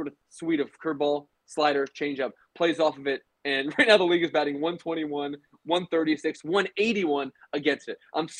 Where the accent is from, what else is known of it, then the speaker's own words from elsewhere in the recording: Baltimore, Maryland, United States; I was born in Baltimore